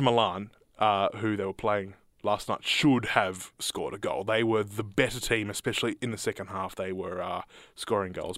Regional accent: Australia; as an Australian collective, as an Australian citizen

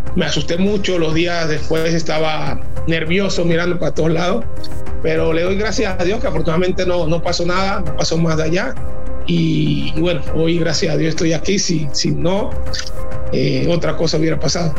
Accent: Panama; moved away as an adult; also born or lived in Mexico; siendo panameño, cuando yo llegué a Monterrey fui muy criticado

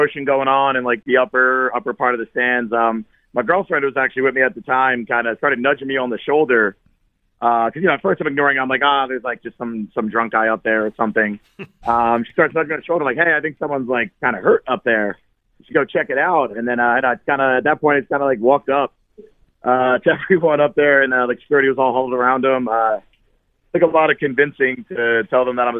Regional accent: Washington Township, New Jersey, United States; moved away as an adult; also born or lived in South Philadelphia, Pennsylvania; now in Philadelphia, United States; I was born in South Philly, grew up in Washington Township in South Jersey

